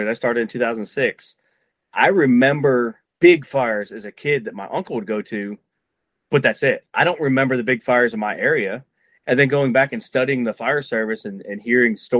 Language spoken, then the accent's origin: English; Cleveland, Ohio, United States; moved away as an adult; I'm from Ohio. I grew up in Cleveland